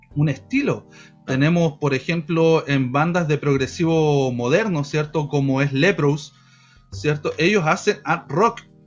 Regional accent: Chillán, Ñuble, Chile; el 70% de la banda eh, somos de acá de Chian

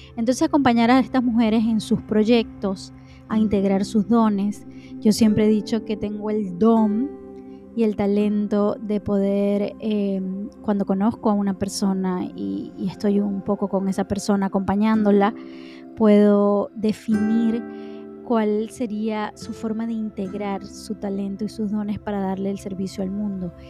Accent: Maracaibo, Zulia, Venezuela; moved away; nosotros en mi país, los venezolanos, y específicamente o, más específicamente en mi ciudad que se llama Maracaibo

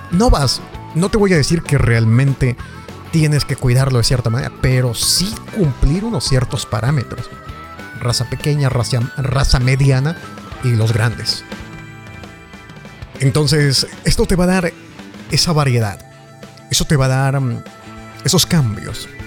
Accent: Ecuador; Soy de Ecuador y me alegra mucho hacer esto

